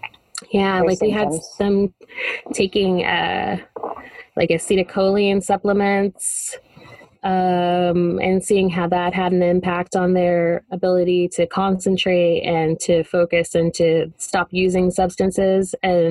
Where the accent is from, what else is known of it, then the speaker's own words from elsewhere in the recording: Texas, United States; I am from Texas.